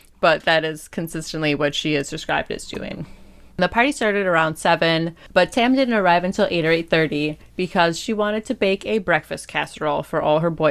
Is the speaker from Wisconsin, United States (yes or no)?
yes; Packers territory, Wisconsin, United States; you and I come from Packers territory where every man, woman, child, dog watches football